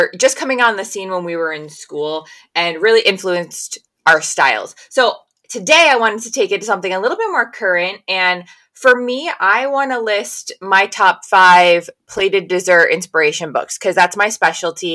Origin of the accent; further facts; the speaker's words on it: New England, United States; I grew up in New England